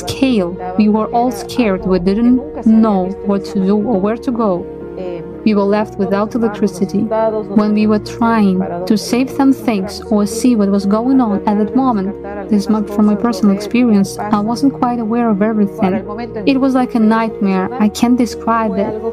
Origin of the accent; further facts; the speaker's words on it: Guano, Chimborazo, Ecuador; I'm from Ecuador. I live in a canton of the city of Riobamba that belongs to the province of Chimborazo, which is called Guano.